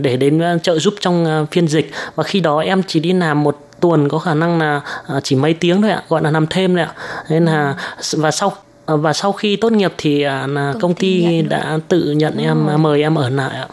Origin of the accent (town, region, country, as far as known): Vietnam; moved away as an adult; now in Taiwan